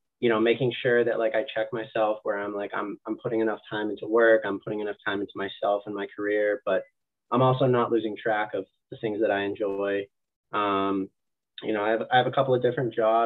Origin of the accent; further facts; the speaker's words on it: New Hampshire, United States; moved away as an adult; now in Massachusetts, United States; I grew up in New Hampshire.